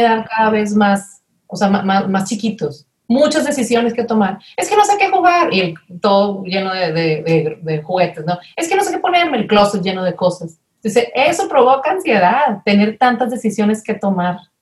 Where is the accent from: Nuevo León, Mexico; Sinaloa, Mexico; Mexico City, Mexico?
Nuevo León, Mexico; Monterrey; soy de aquí de Monterrey